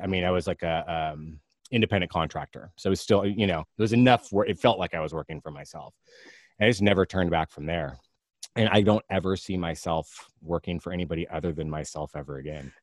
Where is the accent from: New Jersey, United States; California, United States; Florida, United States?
California, United States; Alameda; also born or lived in Walnut Creek, California; I live in Alameda, California. I actually grew up here. I was born in Walnut Creek, but grew up in Alameda.